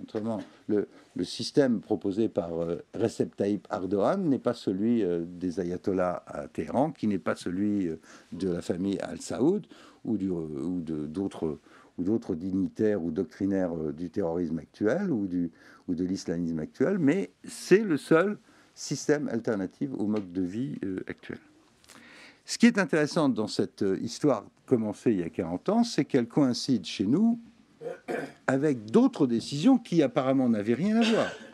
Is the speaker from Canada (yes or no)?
no; Tunisia; now in France; en Tunisie, qui est quand même mon pays natal